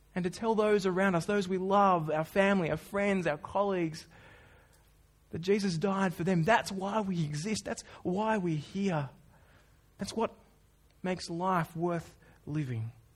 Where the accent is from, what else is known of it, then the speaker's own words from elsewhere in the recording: Australia; I'm Australian.